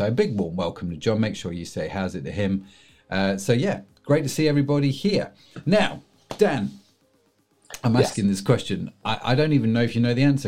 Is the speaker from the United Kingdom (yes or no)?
yes; England, United Kingdom; being English